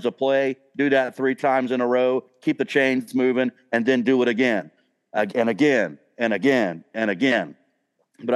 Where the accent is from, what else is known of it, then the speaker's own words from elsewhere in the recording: Charleston, South Carolina, United States; I grew up in Charleston